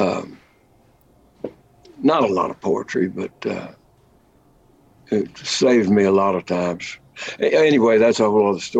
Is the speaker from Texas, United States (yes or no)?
yes; Lubbock, Texas, United States; also born or lived in Fort Worth, Texas; I grew up in Lubbock, Texas, home of the Plains, Llano Estacado, as the Spaniards called it